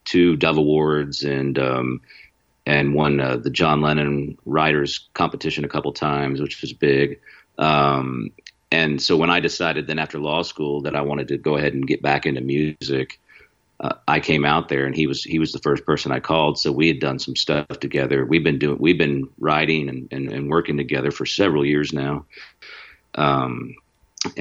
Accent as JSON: {"language": "English", "region": "Missouri", "country": "United States", "tie": "born or raised there", "also_born_or_lived": "California", "moved": "as an adult", "said": "I'm from Missouri, and we actually went to the same high school"}